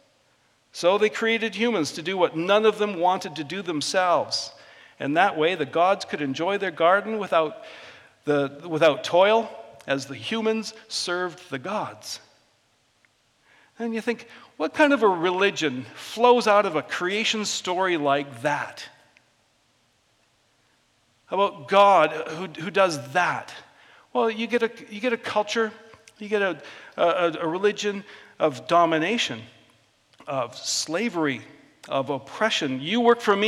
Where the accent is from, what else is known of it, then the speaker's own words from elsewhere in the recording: Vancouver Island, British Columbia, Canada; I grew up in Vancouver Island